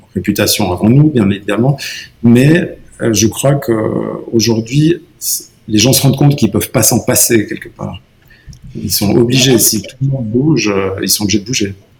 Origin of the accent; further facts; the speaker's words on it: Valais, Switzerland; en tant que Valaisan